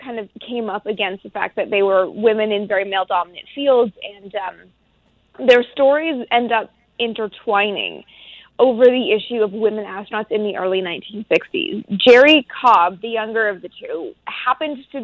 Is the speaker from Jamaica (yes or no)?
no; Canada; I'm from Canada